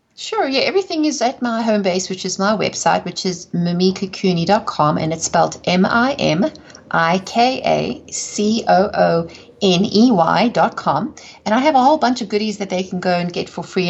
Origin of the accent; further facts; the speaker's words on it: South Africa; accent: South African; moved away; also born or lived in England / United States; I'm from South Africa, hence the accent